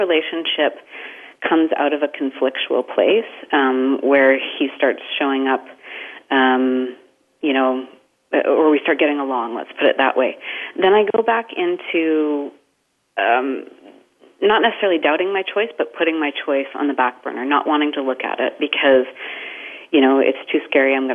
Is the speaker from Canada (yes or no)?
yes; Canada; now in Houston, United States; I'm Canadian, so I won't be talking like a Texan today, but I am from living in Houston